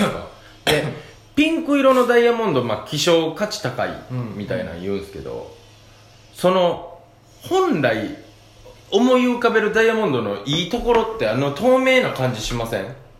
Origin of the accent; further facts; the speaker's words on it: Kansai, Japan; accent: Kansai dialect; 関西弁でニュース読んでる